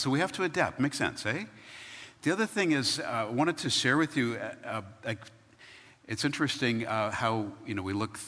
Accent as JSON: {"language": "English", "region": "Ontario", "country": "Canada", "tie": "born or raised there", "moved": "yes"}